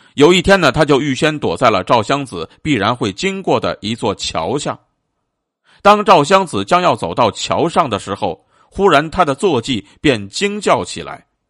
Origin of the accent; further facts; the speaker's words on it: China; 我们中国人呢，自古便是一个热爱生命的民族，但是更是一个崇尚气节的民族